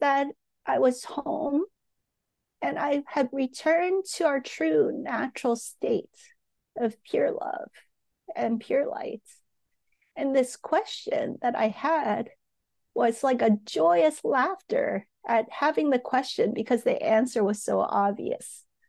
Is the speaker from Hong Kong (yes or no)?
yes; Hong Kong; I grew up in Hong Kong